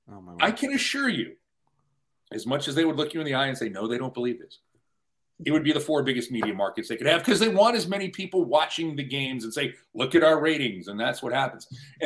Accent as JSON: {"language": "English", "town": "Buffalo", "region": "New York", "country": "United States", "tie": "born or raised there", "said": "I grew up in Buffalo."}